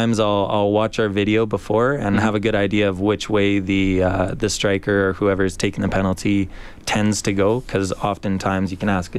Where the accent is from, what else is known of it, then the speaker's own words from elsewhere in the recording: Edmonton, Alberta, Canada; I was born and raised in Edmonton.